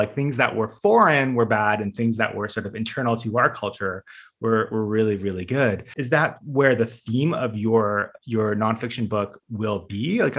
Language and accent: English; Canada; now in Beijing, China; a lot of immigrants like myself, you know, I grew up in Canada, but my family was an immigrant family, and I was both and neither.